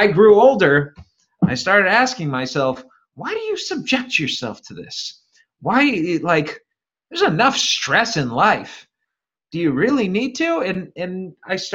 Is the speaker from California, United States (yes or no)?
no; Cleveland, Ohio, United States; moved away; also born or lived in Fresno; I grew up in Cleveland